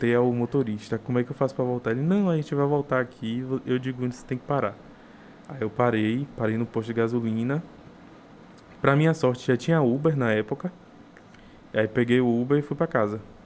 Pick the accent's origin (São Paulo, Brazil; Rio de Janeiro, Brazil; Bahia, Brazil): Bahia, Brazil; Taperoá; now in Salvador, Brazil; Sou de Itaperoá, interior da Bahia